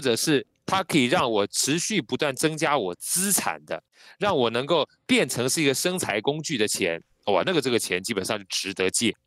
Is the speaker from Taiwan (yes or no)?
yes; Taiwan; 因为我们从小在眷村长大